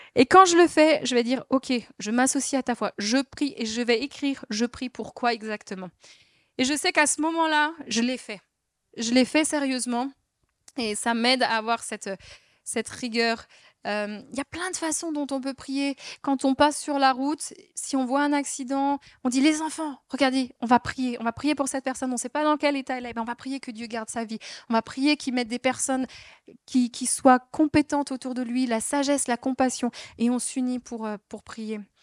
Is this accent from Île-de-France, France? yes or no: no; Alsace, Grand Est, France; on est alsacien